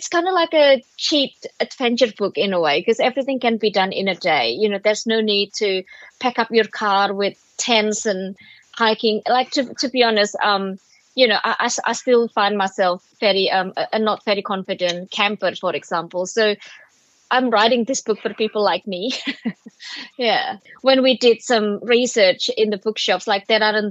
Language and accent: English; Surabaya, East Java, Indonesia; now in Sydney, Australia; I grew up in Surabaya